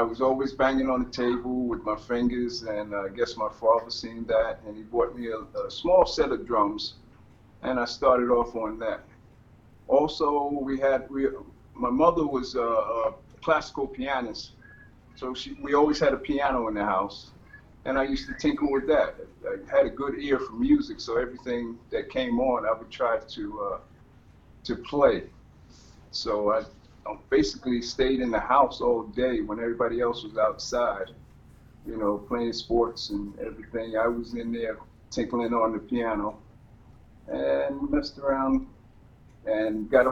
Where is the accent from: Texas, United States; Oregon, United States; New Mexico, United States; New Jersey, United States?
New Jersey, United States; Jersey City; We grew up in Jersey City. New Jersey.